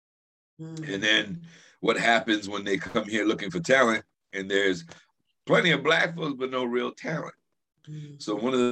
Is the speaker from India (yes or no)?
no; Cuba; now in Brockton, United States; I live in Brockton. So I'm originally from Cuba. I came here in 1968 with my mother, my grandmother, and my aunt.